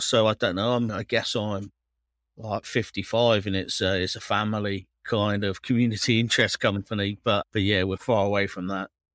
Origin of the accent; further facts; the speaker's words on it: Cornwall, South West England, United Kingdom; now in Manchester, United Kingdom; I am from Cornwall, yeah. Moved to, moved to Manchester